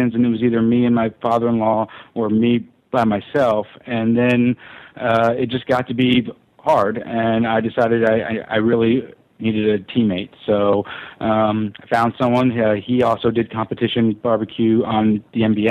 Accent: Memphis, Tennessee, United States; I grew up in Memphis

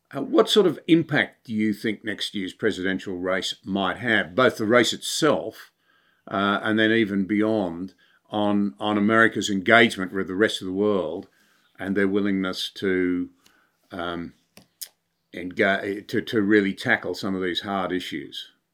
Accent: Australia; as an Australian

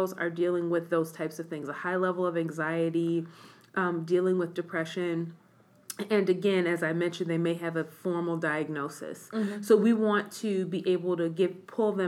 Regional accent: Midwest, United States; moved away as an adult; I'm originally from the Midwest

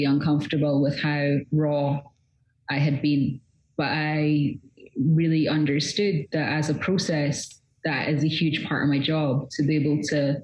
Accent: Scotland, United Kingdom; So I grew up in all kinds of places all over Scotland. By the time I was 16, I'd moved well over 30 times

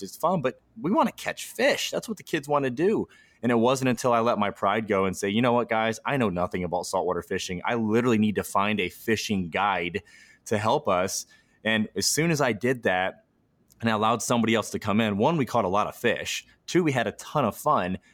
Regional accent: Midwest, United States; I grew up in the Midwest

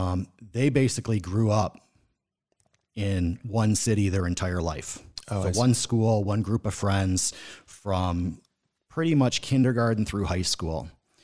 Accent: Boston, Massachusetts, United States; born there; So I was born in Boston, Massachusetts. That's where my mom's side of the family is from.

